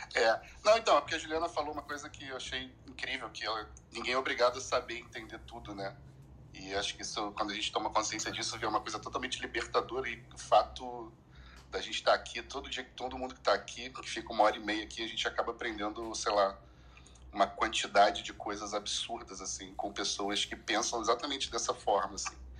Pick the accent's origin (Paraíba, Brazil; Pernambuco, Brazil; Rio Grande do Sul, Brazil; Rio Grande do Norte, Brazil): Pernambuco, Brazil; Recife; Eu sou de Recife também